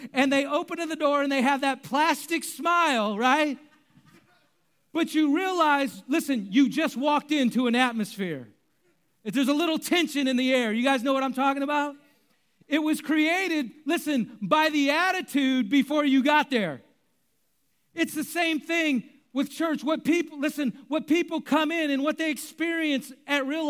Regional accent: Bay Area, California, United States; I grew up in the Bay Area

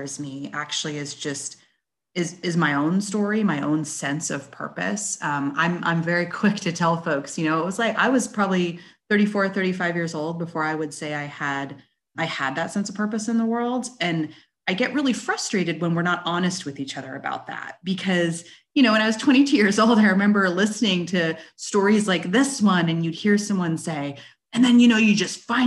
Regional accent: West Coast, United States; moved away as an adult; now in Bentonville, United States; I was born and raised out on the West Coast

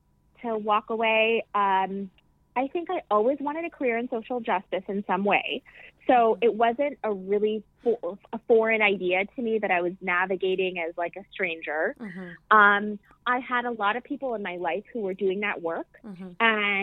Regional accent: Midwest, United States; I'm finding that so many parts of who I am, I'm a Midwesterner. Mm-hmm. I'm not only from Pakistan, my father's from the tribal areas, which are like marginalized within Pakistan.

